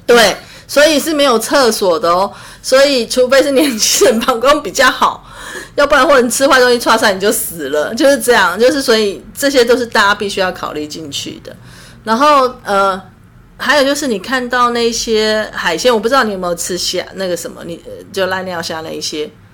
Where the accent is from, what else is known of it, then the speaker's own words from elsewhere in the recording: Taiwan; 我们台湾人